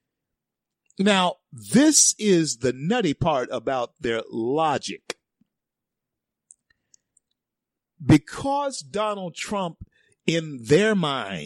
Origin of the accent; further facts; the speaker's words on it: the South, United States; It's in the South, and I'm a Southerner